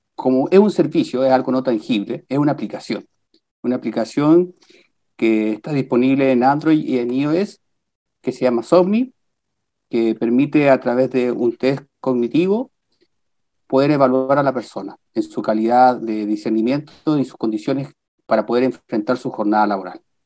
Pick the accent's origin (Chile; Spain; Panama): Chile; Copiapó, Atacama; also born or lived in La Serena / Valparaíso / Viña del Mar / Peru; now in Rancagua, Chile; yo soy de La Serena. Estuve un poco tiempo viviendo en La Serena. Después, por temas laborales de mi papá, toda la infancia en Copiapó.